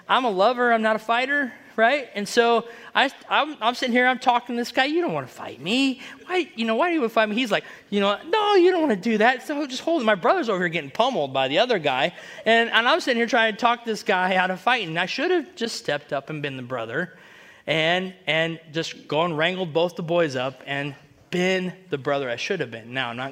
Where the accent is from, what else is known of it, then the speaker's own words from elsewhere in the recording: United States; I grew up in Washington